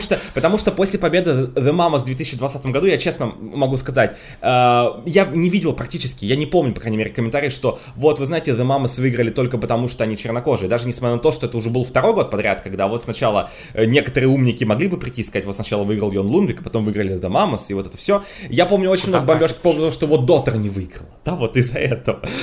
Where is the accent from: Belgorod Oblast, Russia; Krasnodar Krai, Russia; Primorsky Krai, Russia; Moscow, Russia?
Moscow, Russia; я всю жизнь живу в Москве